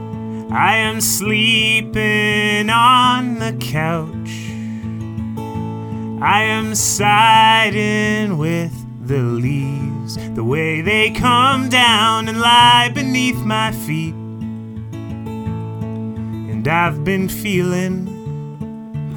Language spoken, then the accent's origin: English; Canada; I identify as a Canadian songwriter